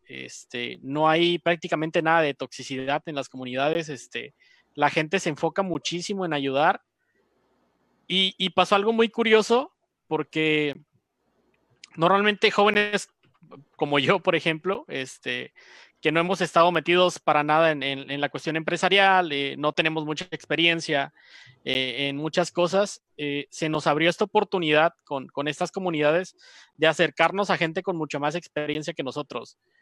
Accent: Mexico; nosotros como mexicanos

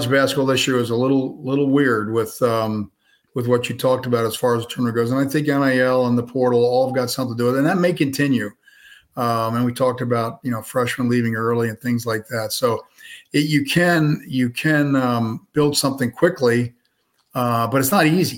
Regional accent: New Jersey, United States; I'm from New Jersey

